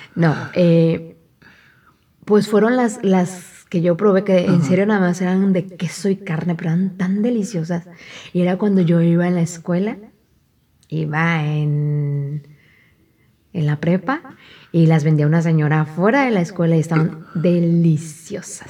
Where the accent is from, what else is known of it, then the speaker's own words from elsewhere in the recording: Mexico; como buena mexicana